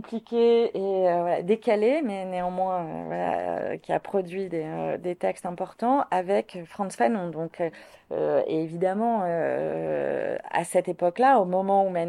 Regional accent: Martinique, France; Euh, je suis natif de la Martinique.

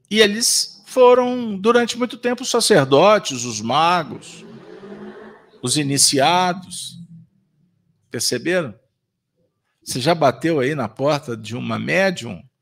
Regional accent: Bahia, Brazil; De minha mãe, eu sou da Bahia.

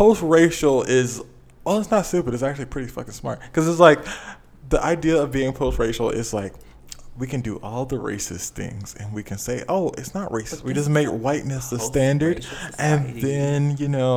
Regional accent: South Carolina, United States; moved away as an adult; also born or lived in Atlanta; I grew up in the South, you know, in the 843, you know, PD area

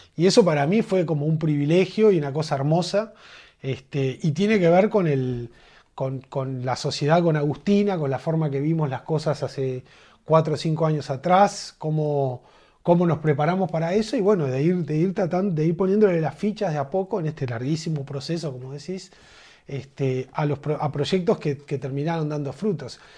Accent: Uruguay; En Uruguay estamos limitados

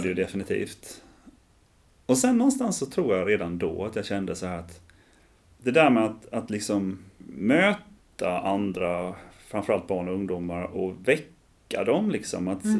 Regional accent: Ljungby, Kronoberg County, Sweden; Jag är uppvuxen här i Ljungby

